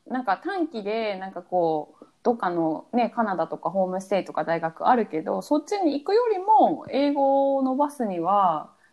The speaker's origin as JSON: {"language": "Japanese", "country": "Japan", "tie": "born or raised there", "moved": "yes", "said": "私は日本に生まれて"}